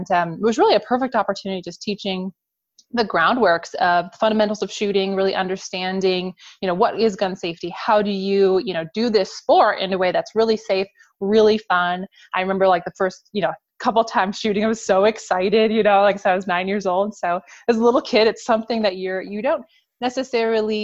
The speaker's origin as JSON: {"language": "English", "town": "Woburn", "region": "Massachusetts", "country": "United States", "tie": "born or raised there", "also_born_or_lived": "Salt Lake City, Utah / Texas", "moved": "as an adult", "said": "I was born in Salt Lake City, Utah, but only lived there for the baby months of my life. And around the year, you know, age of 1 was when we moved to Massachusetts and moved into the Woburn area"}